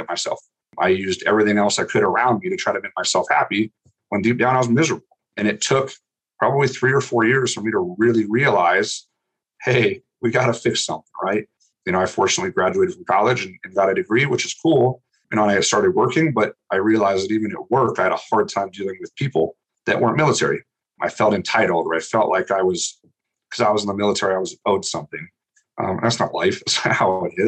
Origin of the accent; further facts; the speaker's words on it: Montana, United States; being from Montana